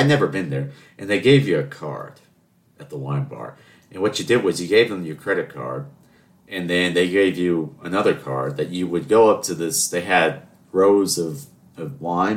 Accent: Charleston, South Carolina, United States; I'm from Charleston.

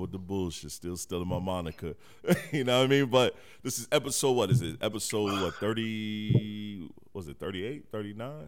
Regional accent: Detroit, Michigan, United States; moved away; also born or lived in South Carolina; I'm from Detroit, right. Michigan. I'm born in the '80s. I've seen crack sweep through my city and even when I moved down south

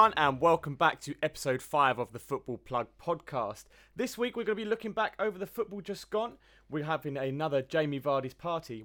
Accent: England, United Kingdom; being English

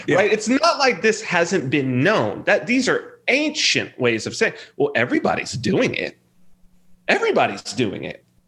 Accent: Southern California, United States; I'm from Southern California

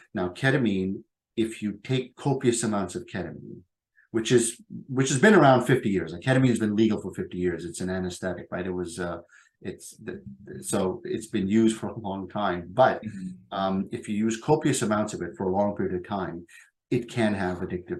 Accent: Pakistan; born there; the quota from the part of the world that I come from, and I was born in Pakistan.

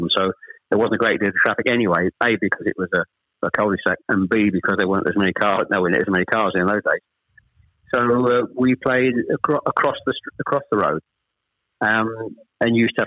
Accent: Chelmsford, East of England, United Kingdom; born or raised there; also born or lived in Ashton-under-Lyne, North West England

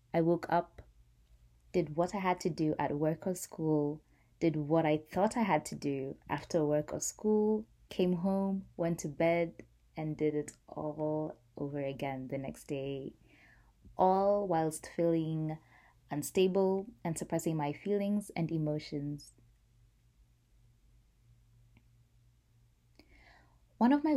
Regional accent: Nairobi, Kenya; I grew up in Nairobi, Kenya, at that time

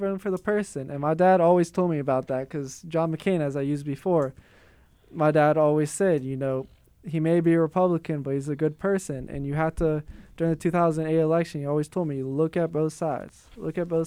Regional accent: Pennsylvania, United States; now in Milwaukee, United States; we're from Pennsylvania

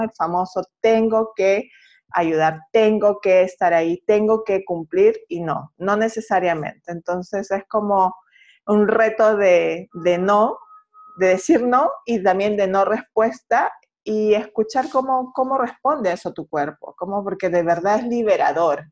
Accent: Peru; now in Santiago, Chile; yo soy de Perú y radico en Santiago.

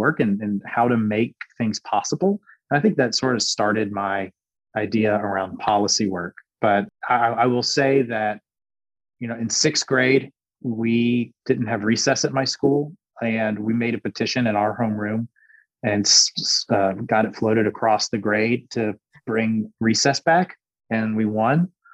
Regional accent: Anderson, South Carolina, United States; also born or lived in Greenville, South Carolina / Charleston, South Carolina; I grew up in Anderson, South Carolina

